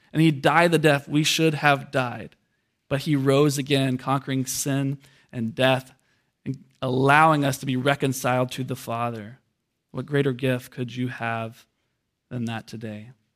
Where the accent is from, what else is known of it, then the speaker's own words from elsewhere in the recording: United States; us as American Christians